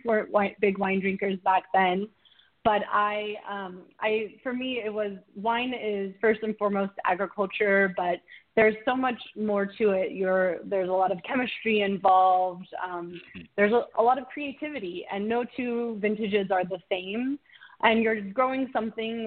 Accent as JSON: {"language": "English", "region": "Central Valley of California", "country": "United States", "tie": "born or raised there", "also_born_or_lived": "San Luis Obispo, California", "lives_now": "Sonoma, United States", "said": "I grew up in the Central Valley of California on a small"}